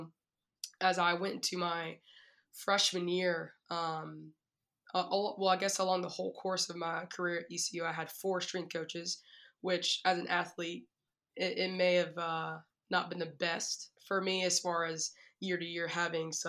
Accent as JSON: {"language": "English", "town": "Wilson", "region": "North Carolina", "country": "United States", "tie": "born or raised there", "said": "I'm originally from Wilson, North Carolina, so the 252. I grew up there all my life"}